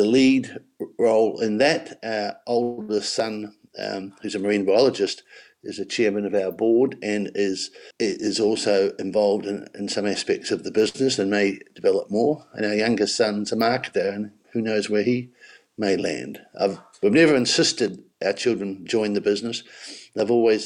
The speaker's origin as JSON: {"language": "English", "region": "Marlborough", "country": "New Zealand", "tie": "born or raised there", "said": "I came from Marlborough"}